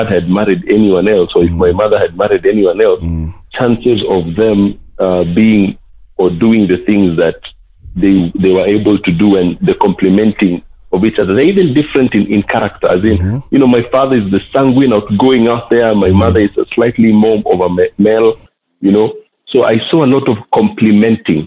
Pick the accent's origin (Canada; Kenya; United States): Kenya; Nairobi; I'm a BBK, born and bred in Kibera.